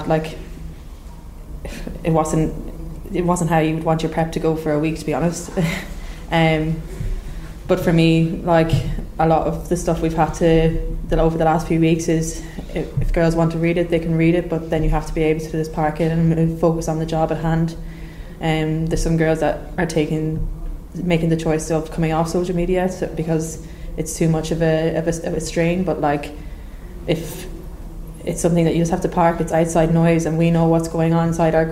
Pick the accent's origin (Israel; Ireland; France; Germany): Ireland; We're an Irish national team, we're Irish people